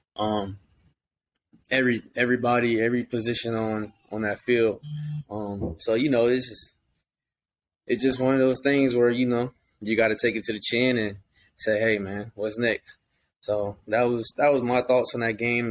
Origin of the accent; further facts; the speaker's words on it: Georgia, United States; moved away; I'm from Georgia